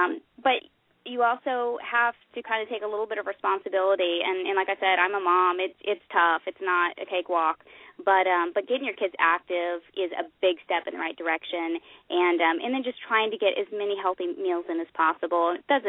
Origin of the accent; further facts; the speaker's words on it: Oklahoma, United States; And I grew up in Oklahoma. We didn't know as much maybe about nutrition in my household just growing up.